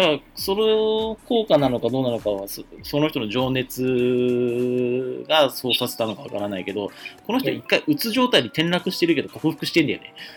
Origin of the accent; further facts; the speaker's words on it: Japan; 現代の日本に生まれてる